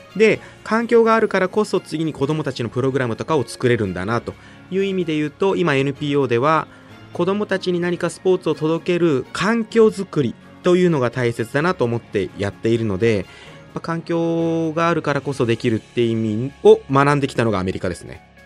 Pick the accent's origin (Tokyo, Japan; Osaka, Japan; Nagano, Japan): Nagano, Japan; 大学も地元長野県の信州大学に行き